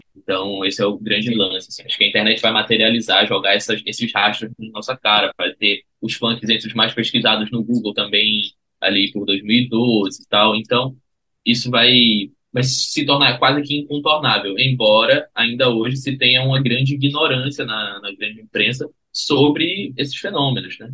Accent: Recife, Pernambuco, Brazil; Eu sou de Recife e a minha vida toda brinquei carnaval em Recife

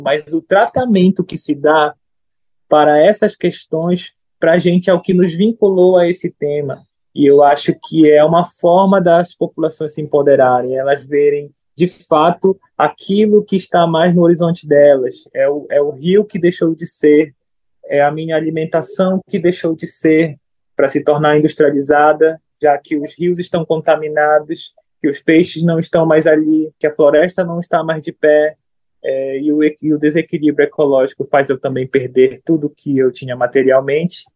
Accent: Brazil; sou brasileiro

